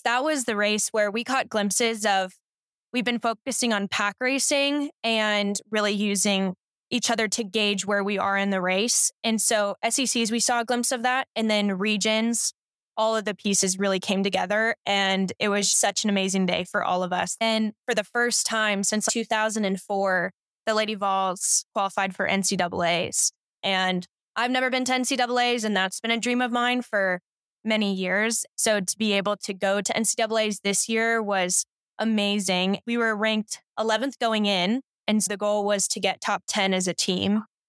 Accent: Colorado, United States; also born or lived in California; I've lived in Colorado now for half of my life, I was born and raised in California and then moved to Colorado thirteen years ago, and so it's definitely home now

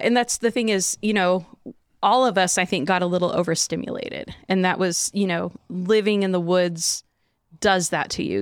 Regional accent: Chinook, Washington, United States; wanting to move back to Chinook, you know, 'cause it's where I grew up.

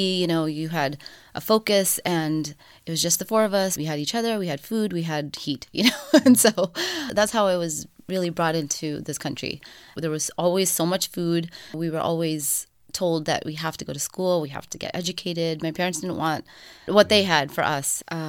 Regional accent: Punjab, India; moved away; So I'm North Indian. I'm Punjabi. My dad, you know, he's a self-made man. We immigrated from India, and he came alone for a while.

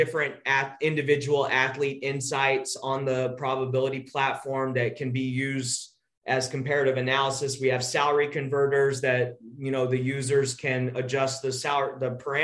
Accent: Texas, United States; I'm from Texas.

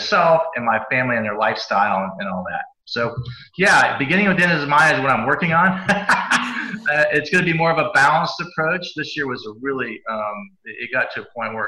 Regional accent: Cincinnati, Ohio, United States; I grew up in Cincinnati

